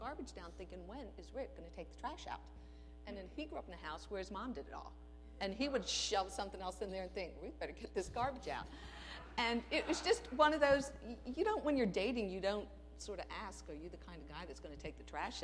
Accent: Aberdeen, Maryland, United States; I grew up in Aberdeen where on the little block we lived, everybody's father worked for the government

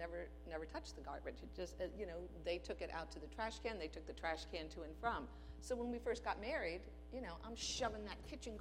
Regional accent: Aberdeen, Maryland, United States; I grew up in Aberdeen where on the little block we lived, everybody's father worked for the government

